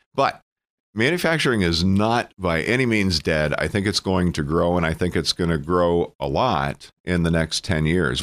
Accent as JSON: {"language": "English", "town": "Emporium", "region": "Pennsylvania", "country": "United States", "said": "I'm from Cameron County. I'm from Emporium"}